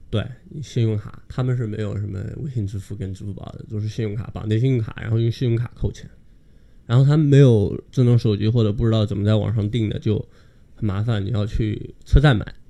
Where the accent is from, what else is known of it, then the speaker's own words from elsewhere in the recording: China; moved away as an adult; now in Bayreuth, Germany; 我们中国人